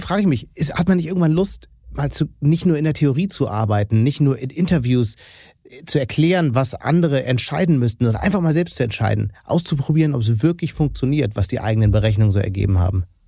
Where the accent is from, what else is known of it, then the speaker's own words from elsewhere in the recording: Hamburg, Germany; als Hamburger